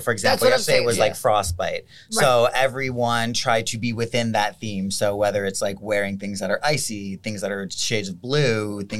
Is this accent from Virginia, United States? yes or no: no; Lancaster, Pennsylvania, United States; definitely Pennsylvania, because I was born and raised there in Lancaster.